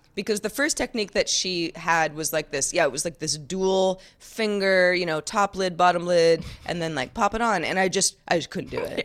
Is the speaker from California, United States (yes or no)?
yes; Sonoma County, California, United States; moved away as an adult; also born or lived in Los Angeles, California; Growing up in Sonoma County, California, where I live now